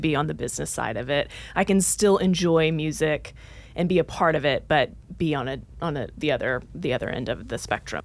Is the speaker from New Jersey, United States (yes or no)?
no; Dallas, Texas, United States; moved away as an adult; also born or lived in Oklahoma; now in Nashville, United States; I grew up in Dallas, Texas, went to school at the University of Oklahoma